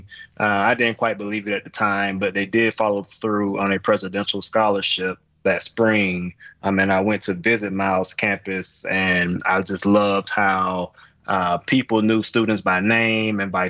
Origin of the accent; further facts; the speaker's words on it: Fitzgerald, Georgia, United States; now in Milwaukee, United States; I grew up in Fitzgerald, Georgia